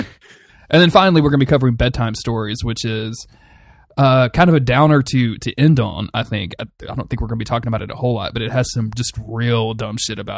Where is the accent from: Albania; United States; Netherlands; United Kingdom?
United States; Northeast; accent: Northeastern; I'm going back in and dubbing my Northeastern accent on top of this because I can do accents.